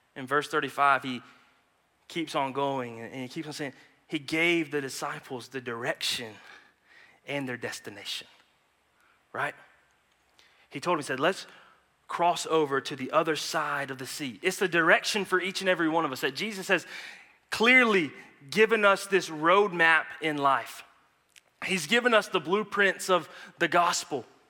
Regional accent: Anderson, South Carolina, United States; We're from Anderson, South Carolina

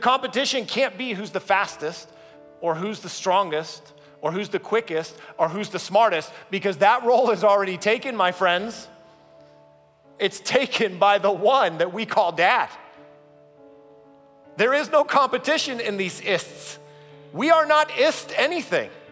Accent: the South, Georgia, United States; moved away; I come from the South. We lived in Georgia

